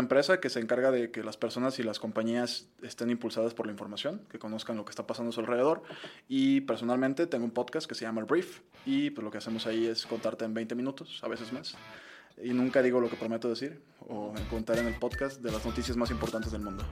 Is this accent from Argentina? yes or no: no; Mexico; los mexicanos